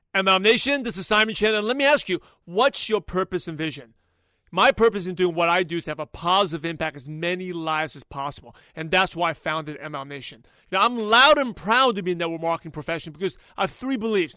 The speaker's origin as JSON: {"language": "English", "town": "New York City", "region": "New York", "country": "United States", "said": "I'm from Brooklyn, New York"}